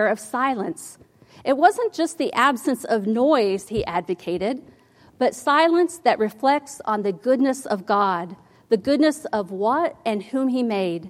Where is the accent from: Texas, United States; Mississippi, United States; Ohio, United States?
Ohio, United States; When I was a little girl, I grew up in Ohio